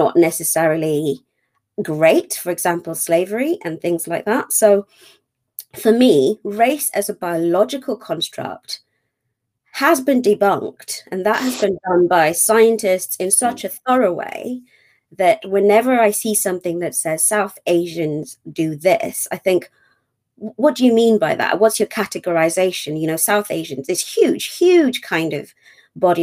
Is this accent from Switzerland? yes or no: no; Kenya; also born or lived in Manchester / London; now in United Kingdom; I'm from Kenya, was born in Kenya